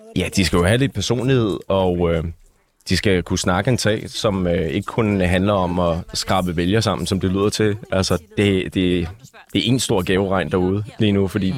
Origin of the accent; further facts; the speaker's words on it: North Zealand, Capital Region of Denmark, Denmark; also born or lived in Holte; Altså, jeg er jo fra Nordsjælland, originalt, der har boet der det meste af mit liv.